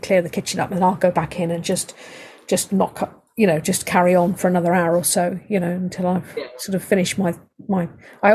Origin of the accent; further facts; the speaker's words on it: United Kingdom; I'm British